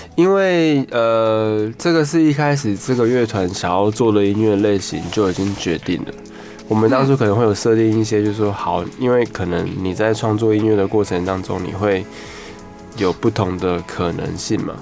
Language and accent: Chinese; Kaohsiung, Taiwan; 我是高雄人